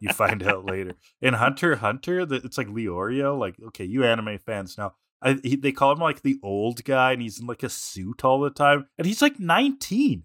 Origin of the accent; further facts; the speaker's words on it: Canada; we're, we're Canadian